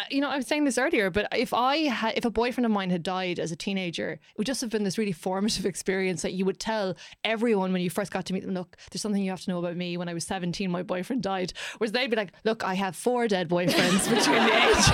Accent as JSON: {"language": "English", "country": "Ireland", "said": "as Irish people"}